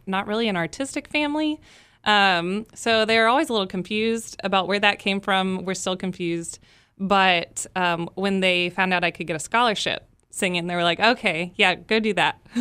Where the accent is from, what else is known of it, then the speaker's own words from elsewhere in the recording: Dallas, Texas, United States; moved away as an adult; now in Baton Rouge, United States; I'm from Texas. I'm not from here.